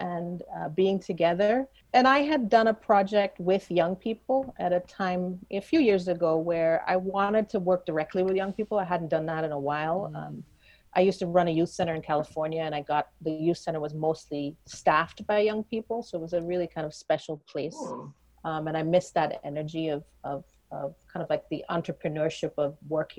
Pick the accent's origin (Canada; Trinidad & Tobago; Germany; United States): Trinidad & Tobago; moved away; I grew up in Trinidad. That's where how I define myself is a big part of how I define myself, being Trinidadian.